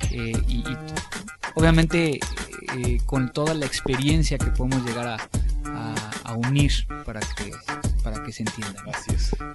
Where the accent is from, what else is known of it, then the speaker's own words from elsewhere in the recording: Mexico; mexicanos nosotros hablamos del guerrero que es inteligente